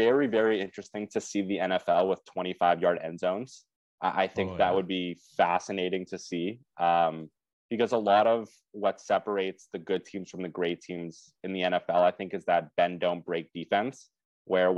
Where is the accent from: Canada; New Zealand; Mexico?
Canada; Growing up in Canada